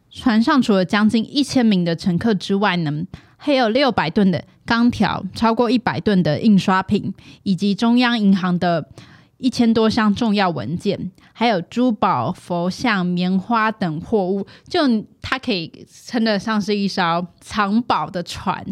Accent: Taiwan; 身为一个台湾人

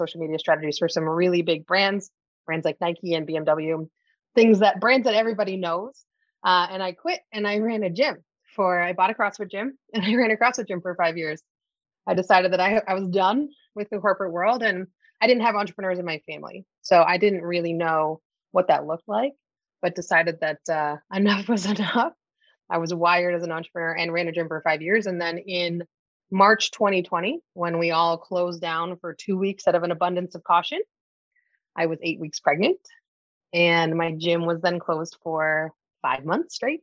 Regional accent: Canada; accent: Canadian; now in Toronto, Canada; I'm based out of Toronto, Canada. So you may hear it in my voice. If you are not familiar with Canadians, you're wondering what this accent is. I am Canadian

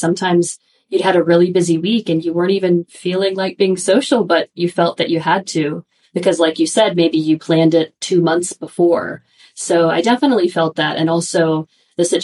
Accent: United States; moved away; also born or lived in Japan; I'm American

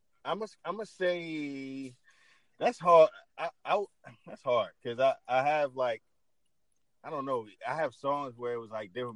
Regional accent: the South, United States; and I'm from the South.

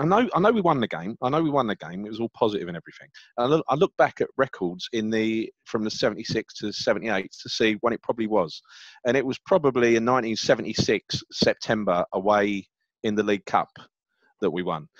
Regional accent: London, United Kingdom; also born or lived in Hackney; I'm from the East End. I, yeah. I've, i grew up, you know, born in Hackney, raised in Stepney and Mile End

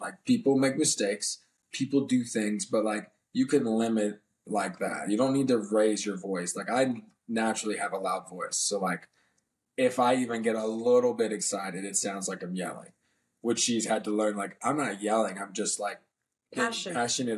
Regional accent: DC, Maryland area, Northern Virginia, United States; I'm from Northern Virginia, DC, Maryland area

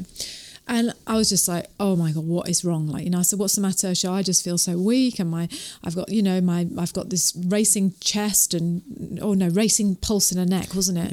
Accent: England, United Kingdom; moved away as an adult; now in New Zealand; I was born in England.

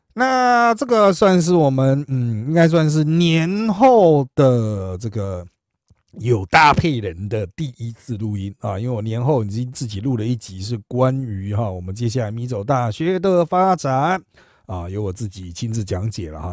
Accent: Miaoli County, Taiwan; 我是苗栗人

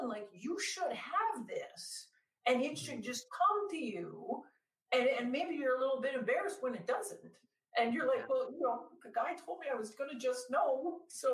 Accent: Canada; I'm Canadian. So I kept taking classes at like University of Toronto

